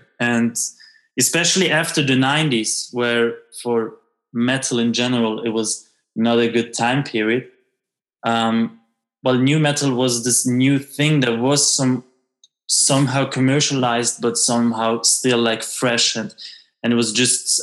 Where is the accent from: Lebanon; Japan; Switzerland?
Switzerland; me as an half Italian, half French kid growing up in Switzerland